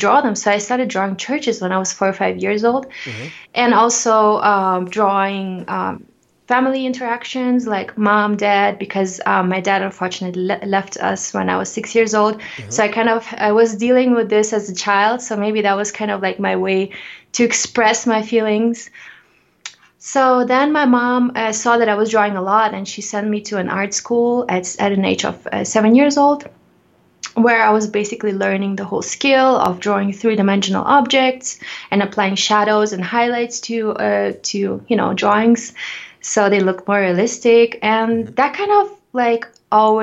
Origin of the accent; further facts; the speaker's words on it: Ukraine; now in Denver, United States; I was growing up in the Ukraine where I was born.